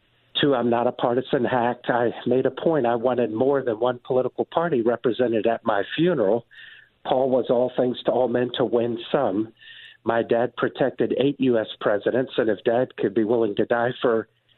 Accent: Washington, District of Columbia, United States; I'm a fifth-generation Washingtonian. I was born on Capitol Hill

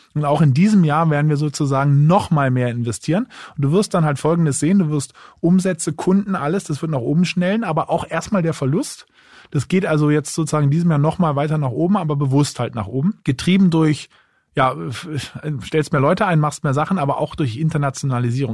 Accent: Berlin, Germany; also born or lived in Munich; Ich wohne zwar selber jetzt in Berlin, bin auch Berliner

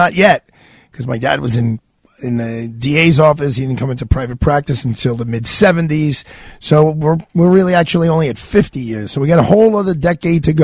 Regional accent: New York City, New York, United States; I was born on Fort Hamilton Army Base when my dad was a captain.

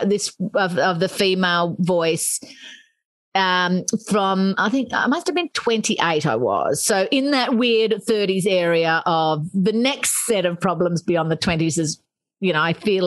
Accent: Australia; moved away as an adult; now in United Kingdom; I'm Australian

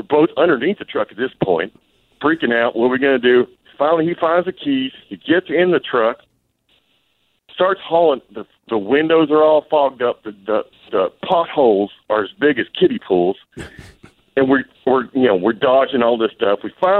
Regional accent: Arkansas, United States; we're from Arkansas. where we're from, everything's kind of inverted.

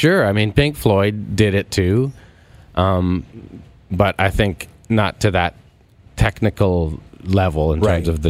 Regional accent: Canada; So, being a Canadian drummer, I had that, like, you kind of wore it as respect

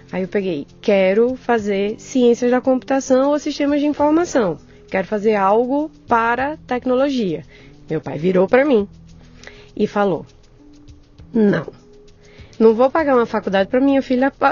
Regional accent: Northeast Region, Brazil; Viu o sotaque. Eu sou nordestina.

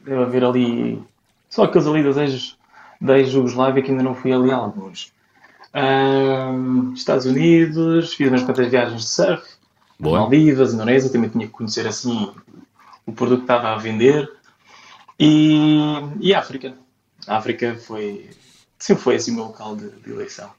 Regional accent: Portugal; also born or lived in Amsterdam / Copenhagen; Como bom português

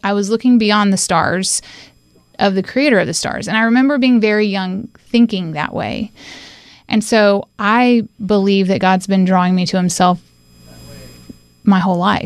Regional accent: Winston-Salem, North Carolina, United States; also born or lived in Johnson City, Tennessee; now in Asheville, United States; I call Winston-Salem, North Carolina, my home

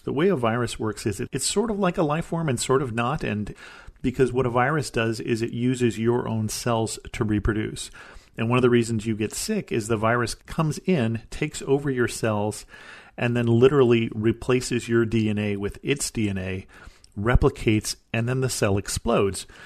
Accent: United States; as an American

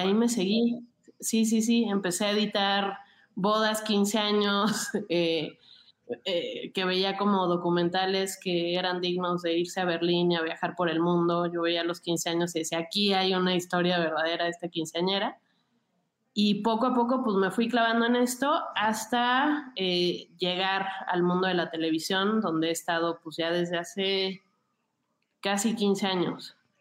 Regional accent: Mexico City, Mexico; crecí muy cerca de Xochimilco

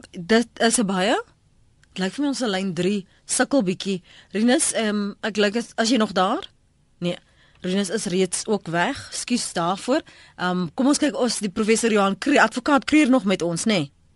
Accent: South Africa

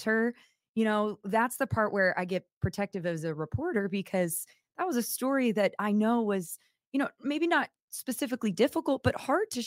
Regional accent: Central Valley, California, United States; now in Sacramento, United States; I was born in California in the Central Valley

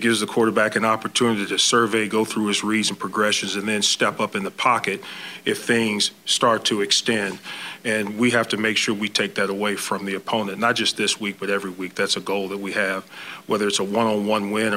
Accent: Louisiana, United States; moved away; I'm from Louisiana

